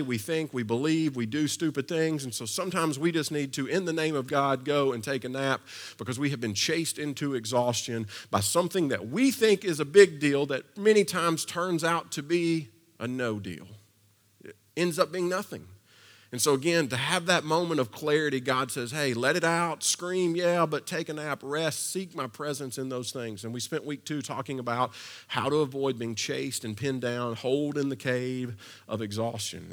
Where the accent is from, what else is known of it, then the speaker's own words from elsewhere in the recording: Kentucky, United States; also born or lived in Versailles, Kentucky; now in Nashville, United States; I've been here a long time, but I'm originally from Kentucky, which means growing up, I grew up on a steady diet of two things.